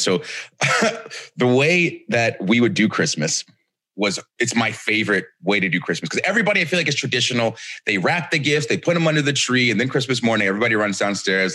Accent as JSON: {"language": "English", "town": "Marietta", "region": "Georgia", "country": "United States", "tie": "born or raised there", "said": "I grew up in Marietta, Georgia"}